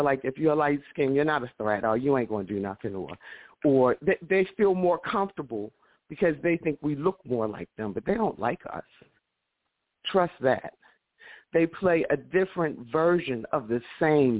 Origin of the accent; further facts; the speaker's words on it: Baltimore, Maryland, United States; I'm from East Baltimore